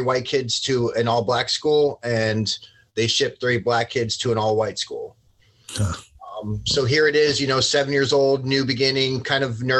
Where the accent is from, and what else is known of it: Port St. Lucie, Florida, United States; born or raised there; also born or lived in Long Branch, New Jersey